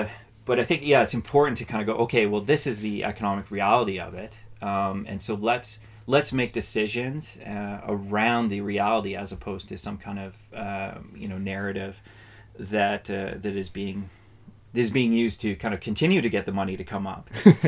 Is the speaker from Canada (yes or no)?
yes; Canada; And that's part of what being Canadian is. And that's a good thing, I think.